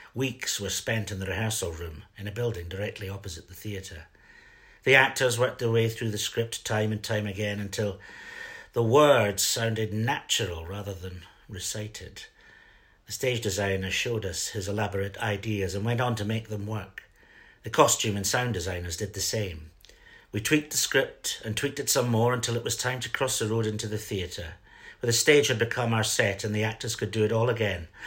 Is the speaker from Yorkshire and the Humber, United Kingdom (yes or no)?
no; Fife, Scotland, United Kingdom; also born or lived in Edinburgh; I grew up in Fife